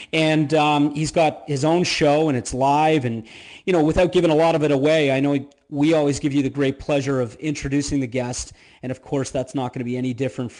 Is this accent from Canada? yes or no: yes; Canada; now in Florida, United States; because I am Canadian